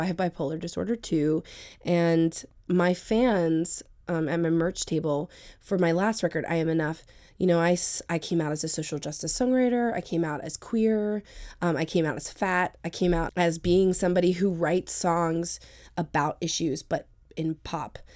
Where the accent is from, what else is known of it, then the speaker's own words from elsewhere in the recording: Sterling, Virginia, United States; moved away as an adult; also born or lived in New York City; now in Washington, D.C., United States; I grew up in Northern Virginia. I grew up in Sterling